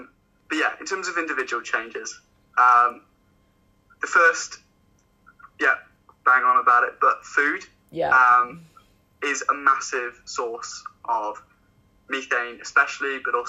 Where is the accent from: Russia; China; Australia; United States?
China; also born or lived in Hong Kong; So I grew up in China, Hong Kong, so both international.